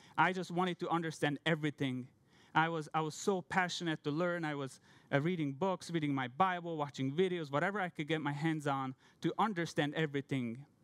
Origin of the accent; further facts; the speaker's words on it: Hungary; English is a second language; moved away as an adult; I'm from Hungary. I'm from a Christian family. I grew up in a pastor's family.